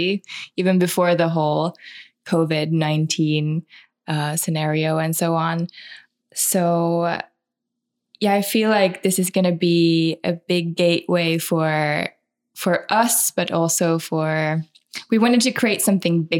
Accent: Espoo, Uusimaa, Finland; now in Helsinki, Finland; I'm from Espoo, a town outside of Helsinki.

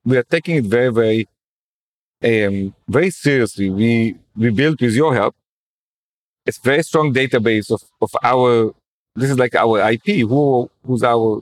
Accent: Jerusalem, Jerusalem District, Israel; growing up in Jerusalem, I noticed how as a secular kid, I didn't know anyone who's religious

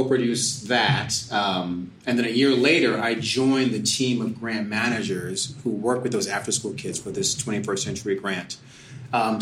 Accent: Hackensack, New Jersey, United States; moved away as an adult; also born or lived in Syracuse / New York; I was born in Hackensack, New Jersey. Yeah. I'll start there. I mean, yeah, that's a piece of it. I'll get back to that. But, you know, I grew up in New Jersey

